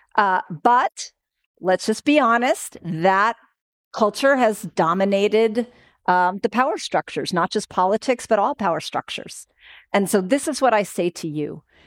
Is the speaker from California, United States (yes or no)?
yes; Oakland, California, United States; I'm from Oakland